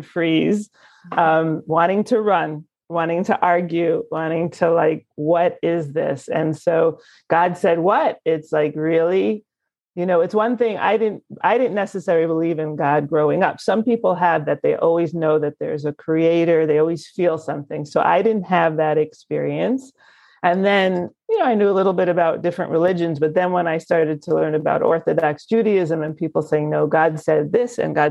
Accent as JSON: {"language": "English", "town": "Muncie", "region": "Indiana", "country": "United States", "tie": "born or raised there", "said": "I grew up in Muncie, actually, or right near Muncie."}